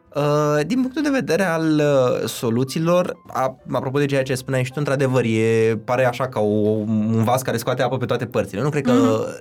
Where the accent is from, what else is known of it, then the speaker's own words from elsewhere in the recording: Iași, Iași County, Romania; moved away as an adult; now in Bucharest, Romania; eu sunt neloc din Iași